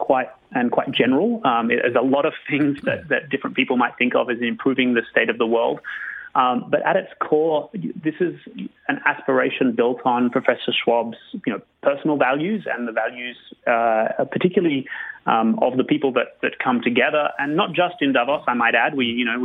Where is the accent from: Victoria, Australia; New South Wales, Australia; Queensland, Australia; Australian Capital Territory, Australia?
New South Wales, Australia; Sydney; My personal journey was I grew up in Australia, I really wanted to be a photographer.